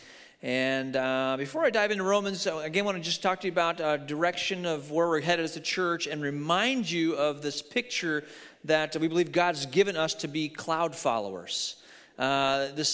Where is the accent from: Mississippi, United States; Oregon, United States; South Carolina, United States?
Oregon, United States; we're from Oregon.